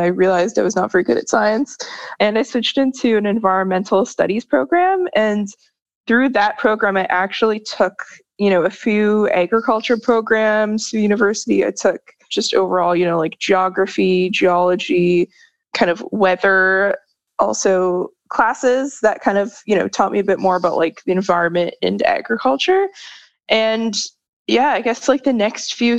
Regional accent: Toronto, Ontario, Canada; I grew up in Toronto, Ontario, so pretty big city

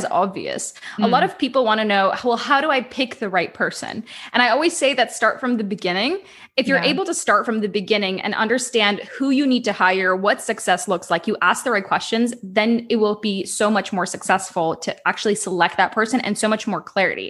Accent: Ukraine; I'm originally from Ukraine

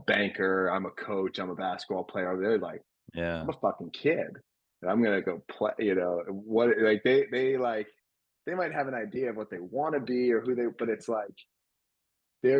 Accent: a New York suburb, United States; I grew up in Christianity in a predominantly Jewish town in a New York suburb

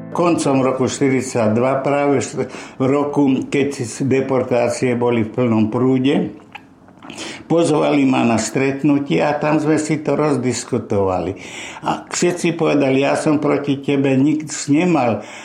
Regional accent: Nitra, Nitra Region, Slovakia; also born or lived in Topoľčany / Nové Zámky; Vyrastal som v mimoriadne šťastnej rodine, to znamená moje detstvo, prežité, hlavne v Nitre, bolo veľmi šťastné

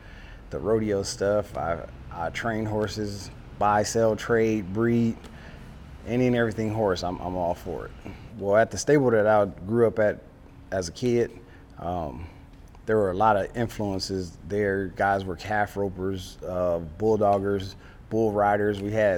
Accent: Compton, California, United States; I was born and raised in Compton, California.

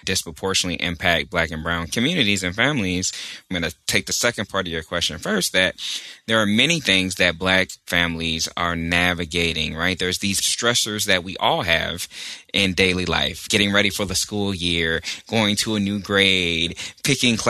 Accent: Texas, United States; now in Richmond, United States; I'm also from Texas, and that means a lot to me

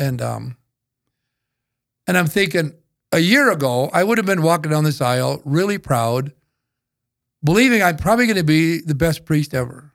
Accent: northeastern South Dakota, United States; I grew up in North, Eastern South Dakota

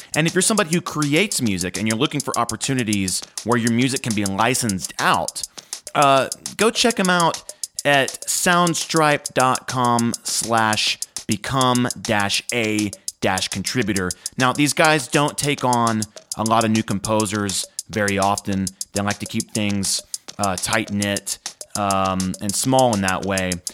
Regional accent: Nashville, Tennessee, United States; I'm a Nashville native

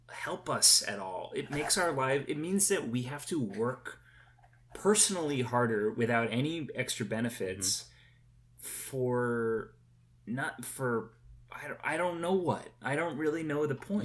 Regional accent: United States; being an American

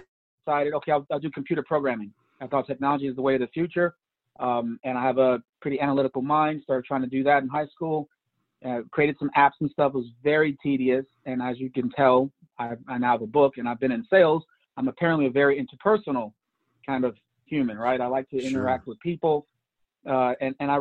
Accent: Chicago, Illinois, United States; I was raised on the South Side of Chicago

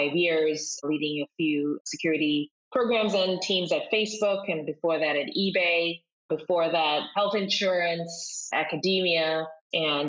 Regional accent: Kenya; moved away as an adult; now in United States; I'm originally from Kenya

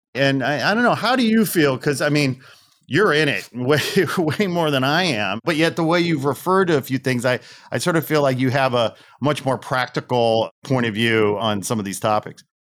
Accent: outside Chicago, Northwest Indiana, United States; I was born and raised outside Chicago, Northwest Indiana, so I'm a Midwesterner.

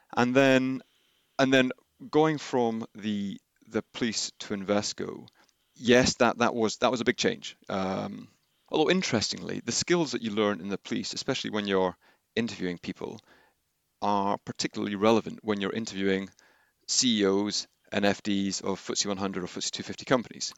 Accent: Henley-on-Thames, South East England, United Kingdom; also born or lived in Glasgow; I was born in Glasgow. Uh, I moved around a little bit, but then came to Henley uh, when I was around 10 years old and went to Trinity.

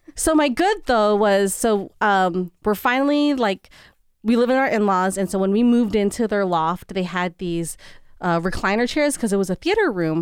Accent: San Francisco, California, United States; first language English; moved away; we grew up in San Francisco

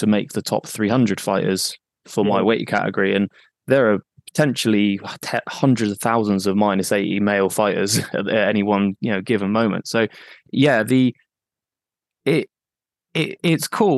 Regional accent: Exeter, South West England, United Kingdom; also born or lived in Manchester; I'm from Exeter and I now live in a smaller town just outside of Exeter

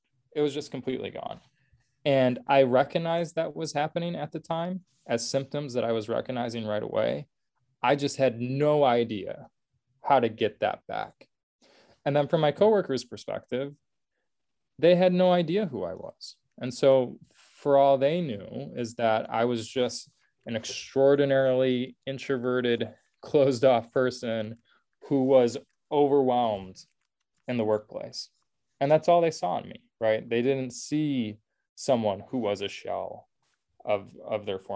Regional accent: Oak Park, Illinois, United States; also born or lived in Indiana; I was born and raised in Oak Park. So I had good familiarity with Chicago. Oak Park is the first suburb west of the city

